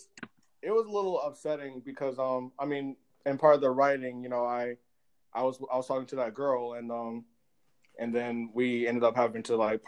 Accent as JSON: {"language": "English", "region": "New Jersey", "country": "United States", "tie": "born or raised there", "also_born_or_lived": "St. Louis, Missouri", "moved": "yes", "lives_now": "Ohio, United States", "said": "Born in Ohio, raised in New Jersey, lived in St. Louis for 2 years, back in Ohio."}